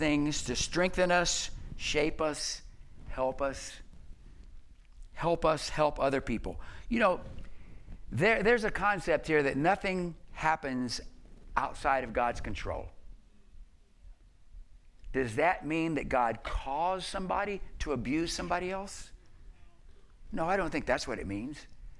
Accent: the South, United States; I grew up in the South

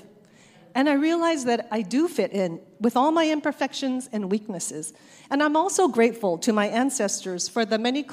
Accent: Torrance, California, United States; also born or lived in Japan; Our family moved to Torrance in 1973, where I attended Bertland Middle School and then West High, graduating in graduating in 1978

